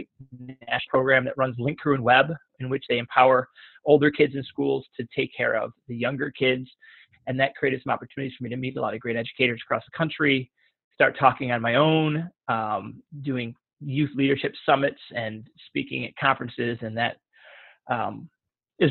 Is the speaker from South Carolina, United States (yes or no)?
no; Detroit, Michigan, United States; I was born and raised in the city of Detroit.